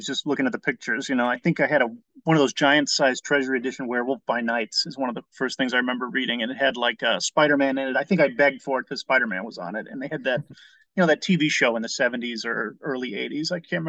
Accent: Indiana, United States; born there; also born or lived in Chicago; now in Los Angeles, United States; So I was born in Indiana, educated in Chicago. I came out here to Los Angeles in about 2000, 1999, trying to do screenwriting.

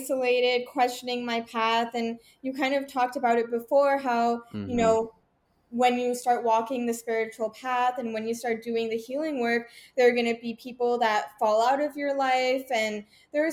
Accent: Vancouver, British Columbia, Canada; also born or lived in Toronto; I was born in Toronto, moved to Vancouver as a child

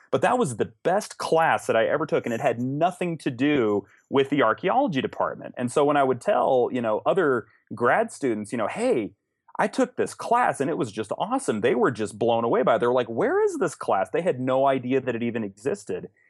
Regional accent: Los Alamos, New Mexico, United States; I was born and raised in Los Alamos

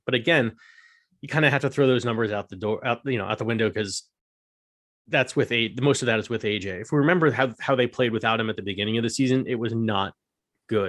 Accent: United States; we're stereotypically American in some ways

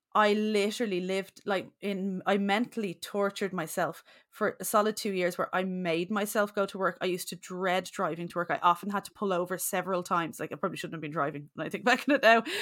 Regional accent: Bray, County Wicklow, Ireland; moved away; I'm from Bray, County Wicklow originally

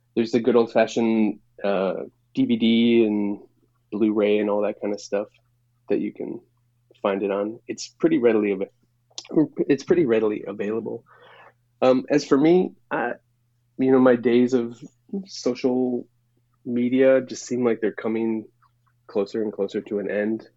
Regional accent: Chicago, Illinois, United States; moved away as an adult; also born or lived in Portland, Oregon; now in New York, United States; When I was growing up in Chicago

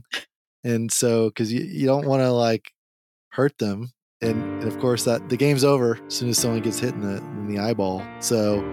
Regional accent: Texas, United States; accent: Texas; I've got my Texas accent

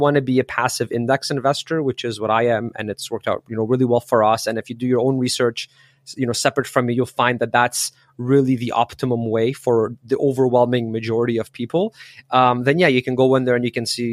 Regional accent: Canada; also born or lived in Poland; I was born in Poland, but I was raised in Canada. So I was 6 when we came here.

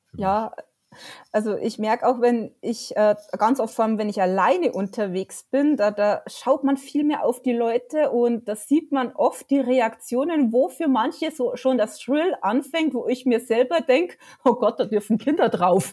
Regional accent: near Bayernpark, Bavaria, Germany; born or raised there

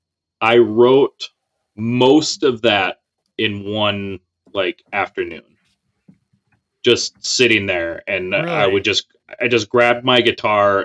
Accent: Minnesota, United States; we're from Minnesota

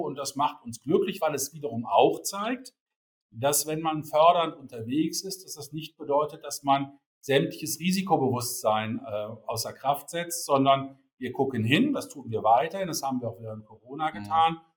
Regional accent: Rhineland, Germany; ich komme gebürtig aus dem Rheinland

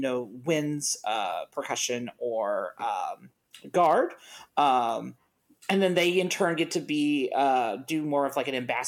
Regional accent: Ohio, United States; also born or lived in Indiana; I'm from Ohio

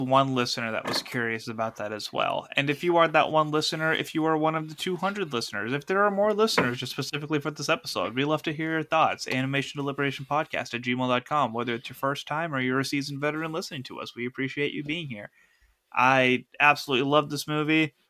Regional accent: United States; we, as an American audience

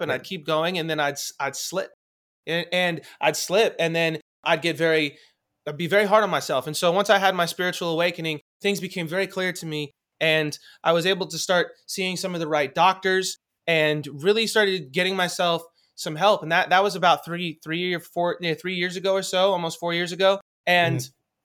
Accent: Los Angeles, California, United States; I grew up in Hollywood

